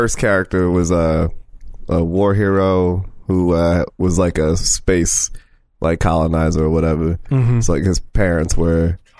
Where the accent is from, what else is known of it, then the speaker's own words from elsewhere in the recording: Bronx, New York, United States; I'm from the Bronx.